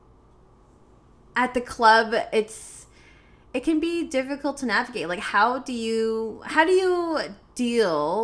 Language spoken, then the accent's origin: English; Canada; as an Asian woman, I'm Filipino, Chinese, born in Canada